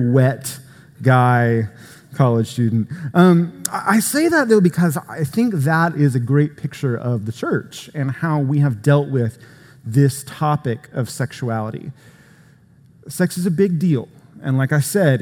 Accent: Florida, United States; Florida, where I'm from, with beaches and things. No, a good part of the state of Florida looks a lot more like Georgia than it does Florida. Sometimes I will tell people that I'm not from Florida, I'm from Georgia-bama

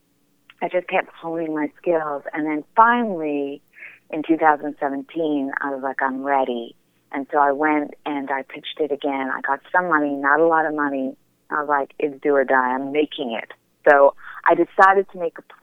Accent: Toronto, Ontario, Canada; I'm from Toronto

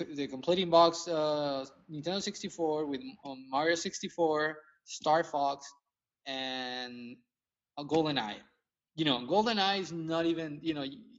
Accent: Mexico; now in San Antonio, United States; I grew up in Mexico

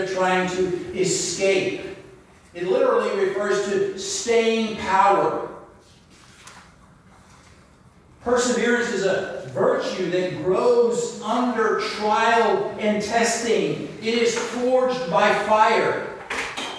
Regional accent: the South, United States; I'm from the South

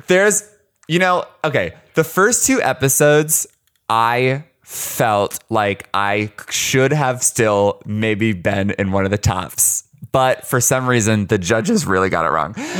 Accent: Arizona, United States; also born or lived in Chicago; now in Los Angeles, United States; I grew up, uh, in Arizona. like, truly, like, on the deserts of Arizona

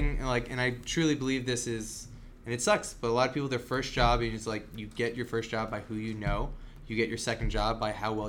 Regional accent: Long Island, New York, United States; I'm from Long Island

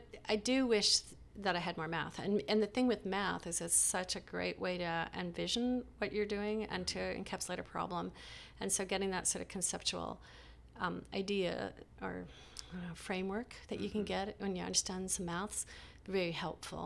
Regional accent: Nova Scotia, Canada; moved away; also born or lived in Montreal; I grew up in Nova Scotia, which is a small place on the edge of the planet

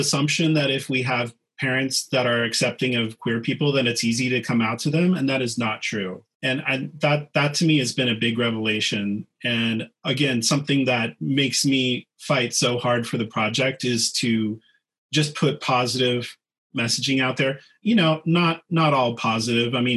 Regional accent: Kansas, United States; moved away as an adult; also born or lived in New York City / Los Angeles; I'm from a small town in Kansas

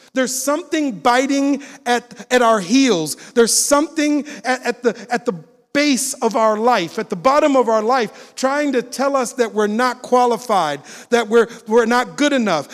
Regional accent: Minneapolis, Minnesota, United States; moved away; I'm originally from Minneapolis, Minnesota. When I saw the video of George Floyd dying in Minneapolis, he died on the block I grew up on

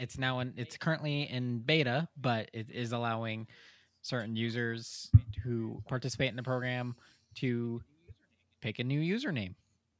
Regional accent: United States; I am an American

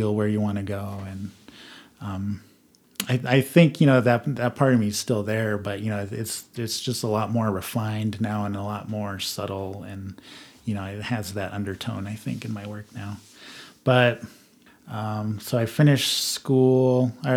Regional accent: Southwest, United States; growing up in the Southwest

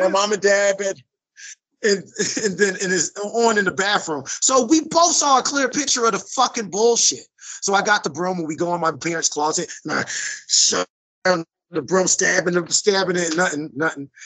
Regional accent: Trenton, New Jersey, United States; I'm born and raised in Mercer County, Trenton, New Jersey

